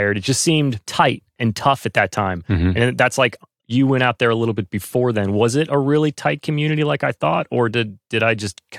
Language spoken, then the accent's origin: English; North Carolina, United States; moved away; I was from North Carolina